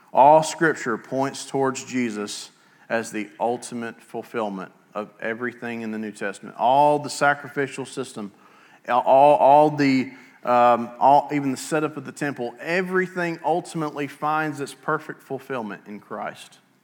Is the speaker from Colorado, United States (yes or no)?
no; Altoona, Alabama, United States; also born or lived in Rainbow City, Alabama; now in Southside, United States; I grew up in Altoona, towards the western edge of Etowah County, way out in the middle of nowhere